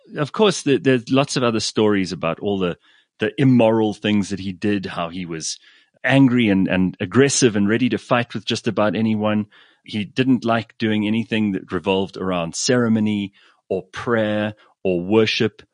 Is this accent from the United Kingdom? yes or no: yes; England, United Kingdom